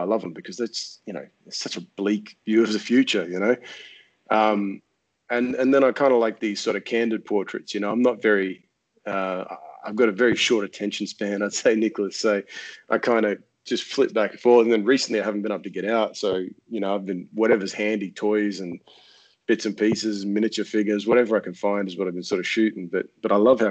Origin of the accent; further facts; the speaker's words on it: Australia; now in France; I'm Australian